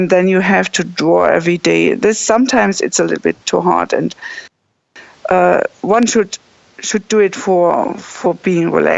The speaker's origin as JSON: {"language": "English", "region": "Bremen", "country": "Germany", "said": "I'm from Bremen"}